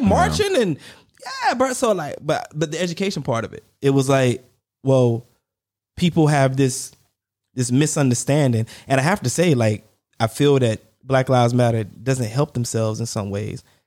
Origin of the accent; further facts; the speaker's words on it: United States; I'm American, and where I go, you recognize that I'm American